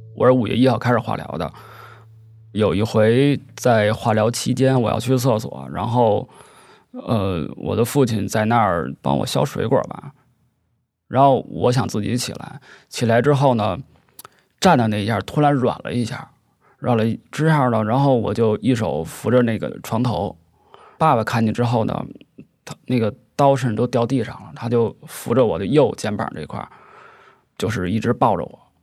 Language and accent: Chinese; Beijing, China; 三十岁，一个北京人